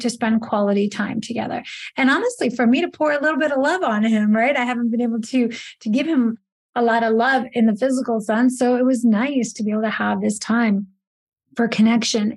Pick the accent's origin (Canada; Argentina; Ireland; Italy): Italy; moved away; I grew up in Italy